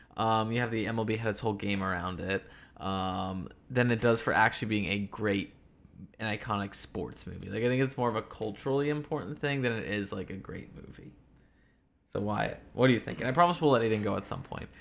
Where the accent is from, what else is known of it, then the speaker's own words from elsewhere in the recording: Philadelphia, Pennsylvania, United States; I'm from Philadelphia.